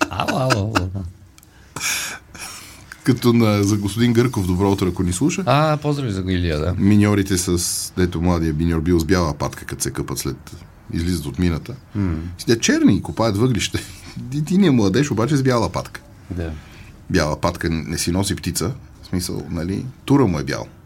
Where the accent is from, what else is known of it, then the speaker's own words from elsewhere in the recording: Bulgaria; И аз съм българин, не съм македонец.